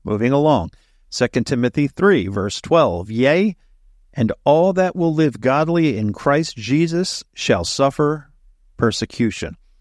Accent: Delaware, United States; moved away as an adult; also born or lived in Central Texas / Fort Hood, Texas; I was born and raised here in Delaware

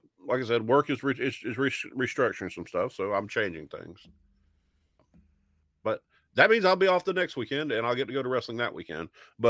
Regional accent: Alabama, United States; And growing up in Alabama during the Satanic Panic, you know, where everything was of the devil

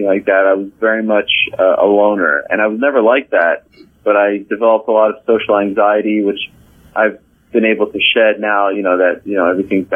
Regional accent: Montreal, Quebec, Canada; moved away as an adult; also born or lived in Syracuse, New York; The kids that I grew up with in Montreal, and in particular the Montreal Jewish community

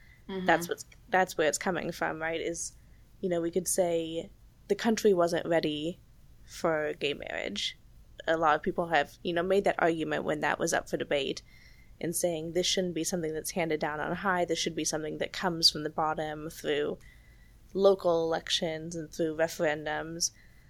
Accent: Texas, United States; I grew up in Texas

